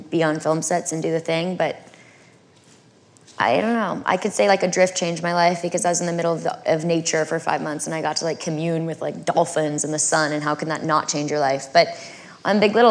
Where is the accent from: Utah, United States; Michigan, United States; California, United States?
California, United States; I'm from California